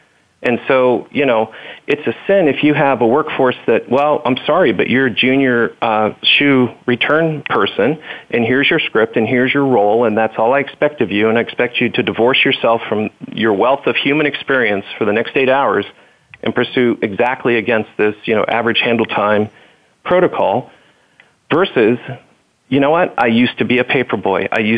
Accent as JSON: {"language": "English", "region": "the South", "country": "United States", "tie": "born or raised there", "said": "And growing up in the South, I'll have to say Waffle House."}